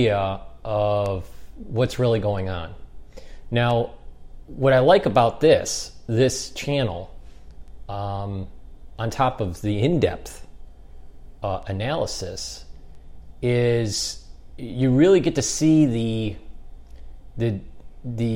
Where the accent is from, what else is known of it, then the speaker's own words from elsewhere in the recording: United States; being an American